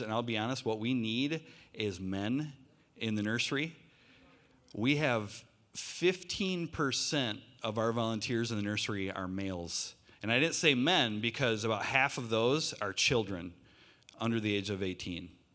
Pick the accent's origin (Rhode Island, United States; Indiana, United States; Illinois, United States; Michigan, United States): Michigan, United States; Lake City; I grew up in northern Michigan. I grew up in Lake City.